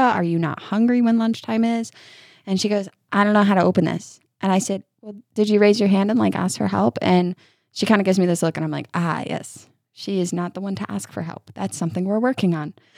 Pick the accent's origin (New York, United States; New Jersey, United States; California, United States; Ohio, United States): New York, United States; moved away as an adult; now in Kentucky, United States; I grew up in New York. So my school ran from Labor Day to mid June